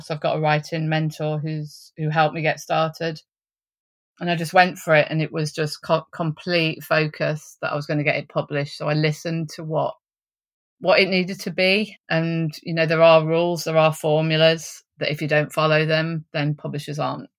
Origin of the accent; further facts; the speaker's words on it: East Midlands, United Kingdom; So I came from Derbyshire. I was working in a nursing home.